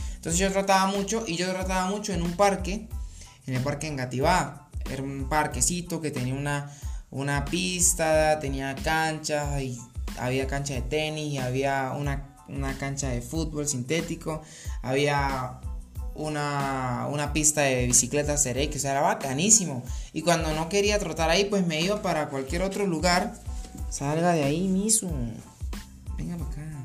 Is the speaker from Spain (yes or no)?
no; Colombia; also born or lived in Bogotá; yo soy colombiano